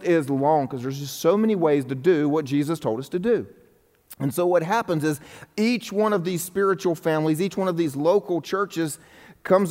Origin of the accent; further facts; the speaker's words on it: the Bible Belt, United States; I'm in the Bible Belt right now, if you're wondering. I grew up in the Bible Belt as well